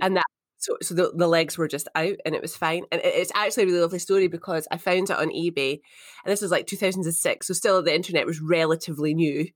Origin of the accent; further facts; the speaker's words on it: Edinburgh, Scotland, United Kingdom; moved away as an adult; also born or lived in St Andrews / Glasgow / Perth, Australia; I grew up in Edinburgh. It's where I was born.